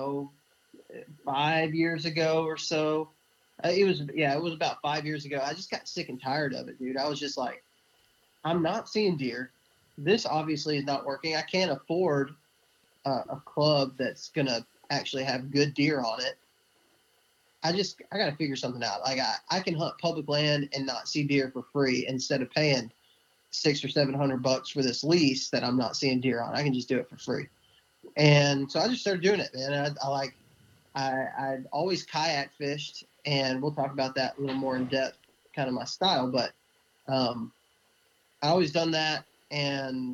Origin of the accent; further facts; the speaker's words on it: Midland, Texas, United States; moved away as an adult; now in northern Alabama, United States; I'm from far west Texas. I was raised in Midland, Texas, in the Permian Basin, and moved here to Alabama right out of high school